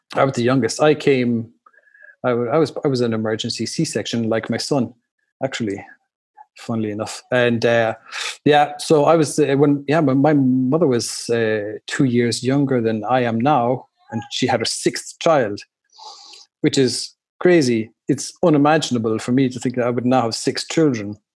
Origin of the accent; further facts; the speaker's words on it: Ireland; moved away as an adult; also born or lived in Chicago, United States; now in Germany; growing up in Ireland like that, and our house, it was you know like the group of friends, it was a crazy house